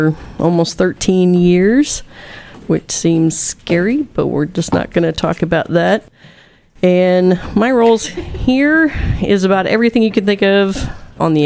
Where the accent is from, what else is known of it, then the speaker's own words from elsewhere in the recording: St. Charles, Missouri, United States; moved away as an adult; now in Columbia, United States; I grew up in the St. Charles area, St. Charles West Warriors